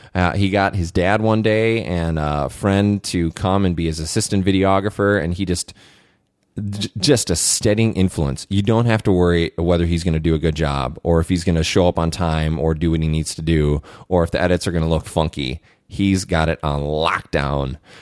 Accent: Saint Paul, Minnesota, United States; I grew up in Saint Paul, Minnesota

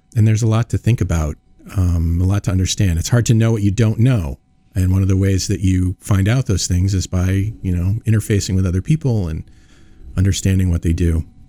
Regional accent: East Coast, United States; now in Iowa, United States; I'm from the East Coast

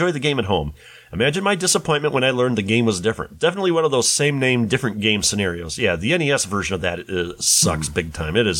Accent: Puerto Rico; the local mall in my hometown in Puerto Rico

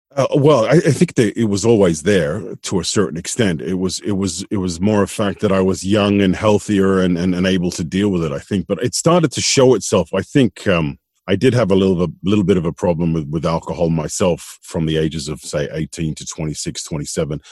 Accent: Sydney, New South Wales, Australia; moved away as an adult; also born or lived in Tasmania; now in Malta; I was I was brought up in Sydney, in Sydney, Australia.

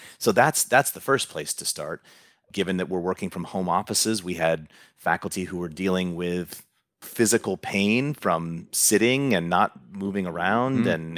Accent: Huntington Beach, California, United States; I grew up in Huntington Beach.

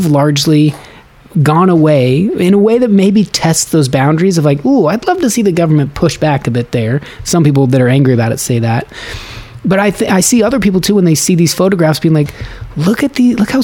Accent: the West, United States; I'm from the West

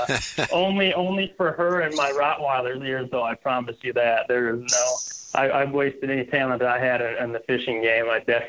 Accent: Minnesota, United States; I'm from Minnesota. I played hockey my whole life. I think we're born with skates on our feet and spinning rods in our hand here.

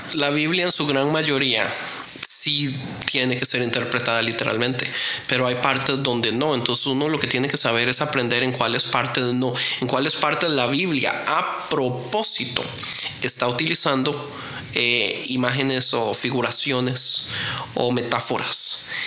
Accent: Costa Rica; yo soy de Costa Rica.

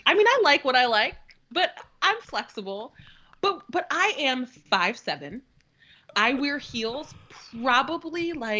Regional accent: Connecticut, United States; Minutes, and we're from Connecticut.

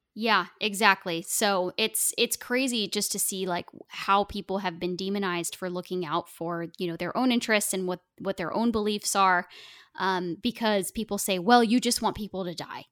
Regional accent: Oregon, United States; I grew up in Oregon

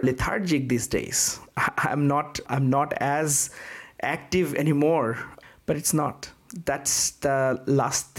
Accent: Bangladesh; moved away as an adult; now in United States; I came all the way from Bangladesh.

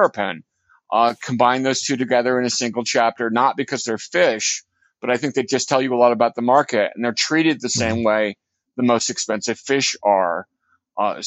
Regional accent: Princeton, New Jersey, United States; when I was growing up in Princeton

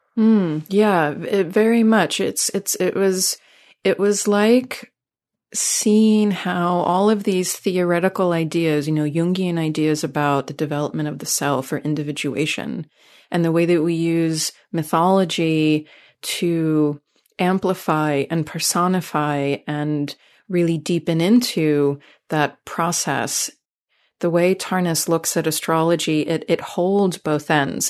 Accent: New York City, New York, United States; moved away as an adult; now in California, United States; I come from New York City, so I'm, I'm an East Coaster originally

